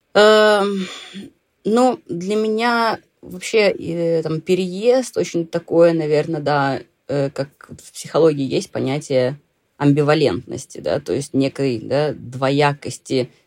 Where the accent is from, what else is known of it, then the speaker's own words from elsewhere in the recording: Saint Petersburg, Russia; moved away as an adult; now in Dalarna, Sweden; я выросла, да, там, в Санкт-Петербурге